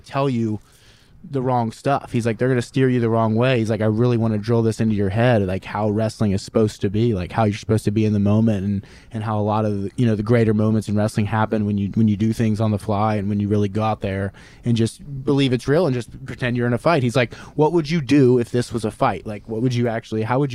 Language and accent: English; Cincinnati, Ohio, United States; he's from Cincinnati, and that's where we're from